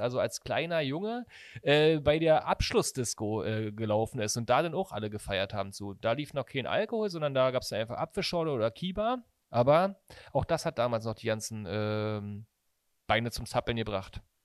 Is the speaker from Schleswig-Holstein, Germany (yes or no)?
no; Berlin, Germany; Bei uns in Berlin